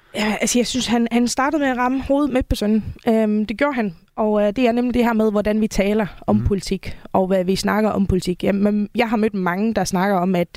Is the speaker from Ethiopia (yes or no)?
no; Faroe Islands; moved away as an adult; now in Denmark; jeg kommer oprindeligt fra Færøerne, og øh, flyttede til Danmark i 2011